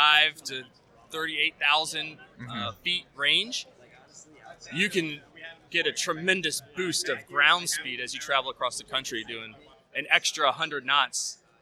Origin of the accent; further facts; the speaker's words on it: Maryland, United States; moved away as an adult; now in Lemoore, United States; I grew up in Maryland, but we are stationed in California. So myself and another airplane are from the same base in California. It's Lemoore. It's about an hour south of Fresno.